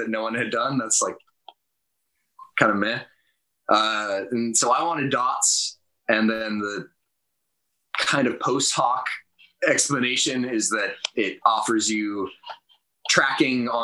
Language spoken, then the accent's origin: English; Reno, Nevada, United States; now in San Jose, United States; I grew up in Reno, which is about 8 hours north.